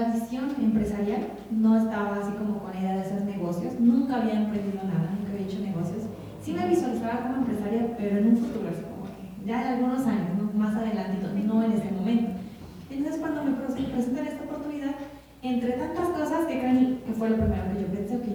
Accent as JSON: {"language": "Spanish", "town": "Tecali de Herrera", "region": "Puebla", "country": "Mexico", "said": "yo soy de Tecali de Herrera"}